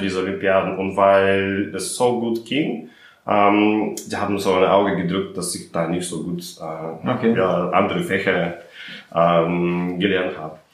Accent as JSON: {"language": "German", "country": "Russia", "moved": "yes", "lives_now": "Berlin, Germany", "said": "ich komme aus Russland"}